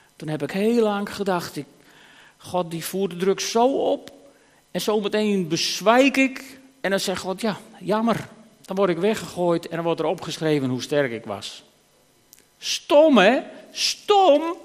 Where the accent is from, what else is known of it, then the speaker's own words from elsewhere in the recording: Friesland, Netherlands; als Fries